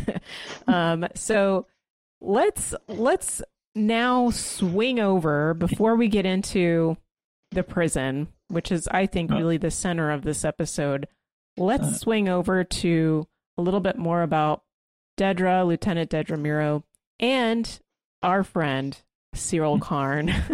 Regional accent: United States; as an American

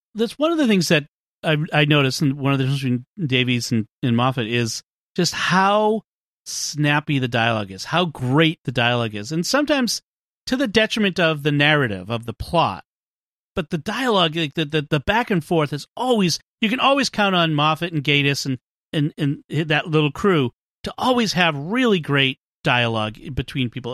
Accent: Boston, Massachusetts, United States; accent: Boston; my Boston accent

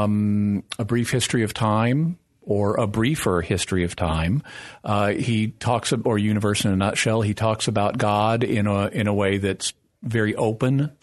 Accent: Fayetteville, Arkansas, United States; I grew up in Fayetteville, Arkansas, which is the hometown of the Razorbacks.

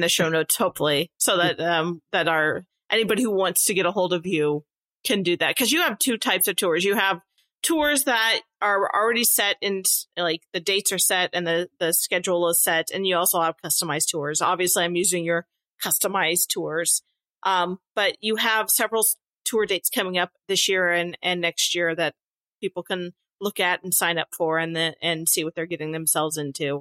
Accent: Nebraska, United States; we're all from Nebraska

